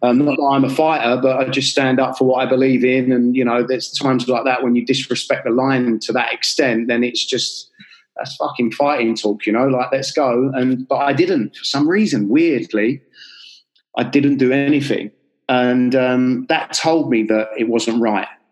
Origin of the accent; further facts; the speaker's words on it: London, United Kingdom; I'm from North London in Enfield.